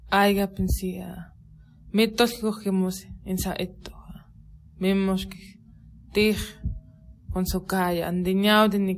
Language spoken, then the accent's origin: Spanish; Sonora, Mexico; first language Seri; Spanish is a second language; nuestra lengua materna, Cuiquitom, mejor conocido como el Seri, en el estado de Sonora